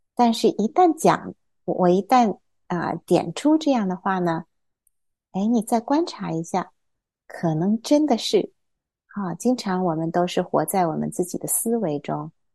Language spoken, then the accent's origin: Chinese; Hefei, Anhui, China; moved away; also born or lived in Taiyuan, Shanxi / Shenyang, Liaoning; 我小时候是出生在山西太原，然后我在辽宁沈阳住过三年，但是我什么都不记得了 ，然后后来又跟我爸爸妈妈去，啊，啊，安徽合肥住过十多年，是在一个小岛上，小岛周围有一个湖水